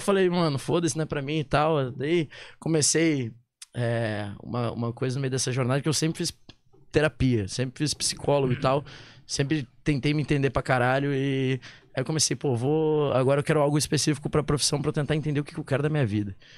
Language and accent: Portuguese; Porto Alegre, Rio Grande do Sul, Brazil; moved away as an adult; also born or lived in Manaus; now in São Paulo, Brazil; Sou de Porto né? Alegre. Verdade, verdade. morei lá, vim, 19 anos da minha vida até vim pra Manaus